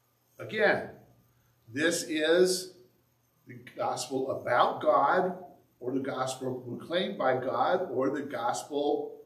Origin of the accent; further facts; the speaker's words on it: Indiana, United States; now in Michigan, United States; when I moved here, you thought I was from the South. Well, technically, Indiana is south of Michigan.